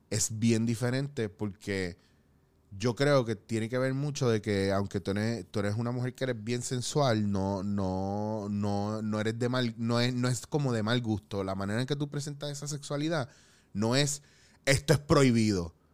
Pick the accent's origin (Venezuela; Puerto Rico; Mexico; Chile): Puerto Rico